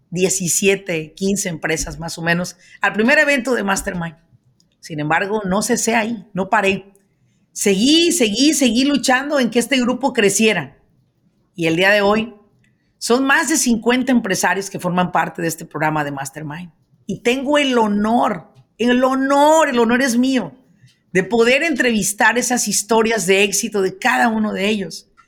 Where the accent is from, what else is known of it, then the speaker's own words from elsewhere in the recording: El Salvador; moved away as an adult; now in Maryland, United States; Llegué en el 2008, soy